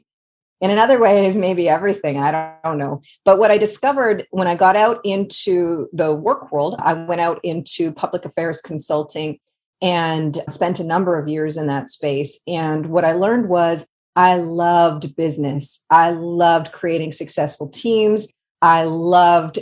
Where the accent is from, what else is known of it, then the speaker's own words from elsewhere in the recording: Guelph, Ontario, Canada; also born or lived in Northeast United States; now in United States; So I grew up in a little place called Guelph, Ontario, which is about an hour northwest of Toronto in Canada